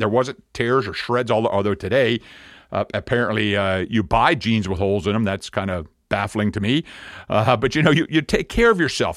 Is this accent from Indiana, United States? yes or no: no; Pennsylvania, United States; moved away as an adult; we're from Pennsylvania